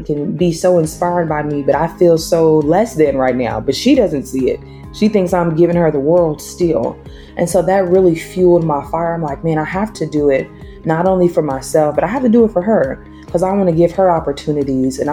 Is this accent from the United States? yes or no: yes; Tulsa, Oklahoma, United States; moved away as an adult; also born or lived in Dallas, Texas / Los Angeles / Joliet, Illinois; I was born and raised in Oklahoma in a small town called Tulsa.